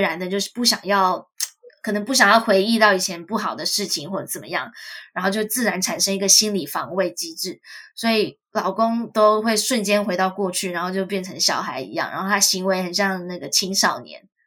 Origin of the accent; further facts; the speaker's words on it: Taiwan; now in United States; 我自己也是谨慎的台湾人